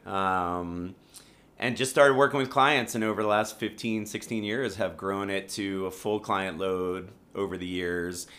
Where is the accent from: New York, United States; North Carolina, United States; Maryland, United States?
Maryland, United States; Rockville; moved away as an adult; Maryland, born and raised in Rockville, Maryland